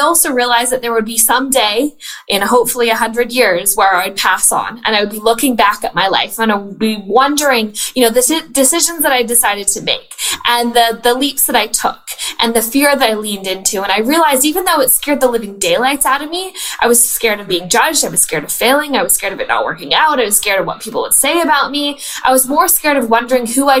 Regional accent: Canada; I was born and raised in Canada.

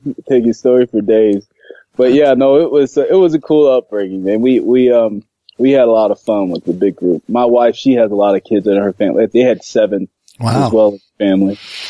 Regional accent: Florida, United States; moved away as an adult; also born or lived in Kansas City; So, a little history. My upbringing was in Florida, pretty much all of Florida, where I went to school, college. Ultimately, I moved from there to go to chiropractic college in Kansas City

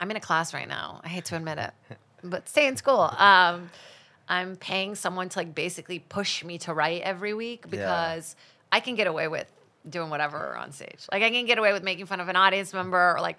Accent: Brazil; English is a second language; I think TV was kind of like a comforting thing for me when I didn't speak English.

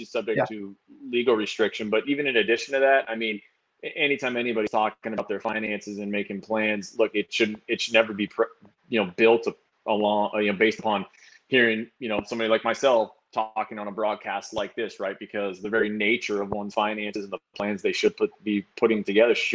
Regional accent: Woodinville, Washington, United States; also born or lived in Bellingham, Washington / Seattle, Washington; I grew up out in Woodinville, and I went to college up in Bellingham

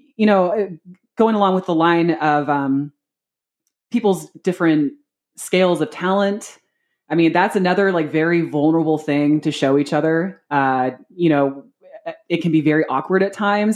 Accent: Seattle, Washington, United States; moved away as an adult; also born or lived in San Antonio, Texas; now in Columbus, United States; I am actually born and raised from Seattle, Washington. Uh, like true, true Seattle, not, not the, not the burbs

